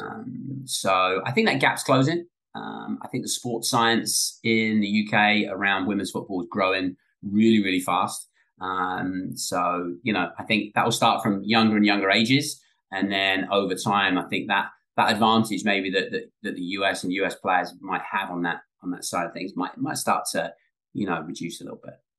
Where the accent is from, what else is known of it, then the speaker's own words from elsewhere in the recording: England, United Kingdom; now in United States; Growing up in England